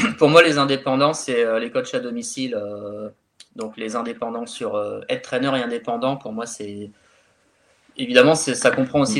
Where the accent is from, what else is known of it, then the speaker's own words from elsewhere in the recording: France; also born or lived in Calais; chez nous en France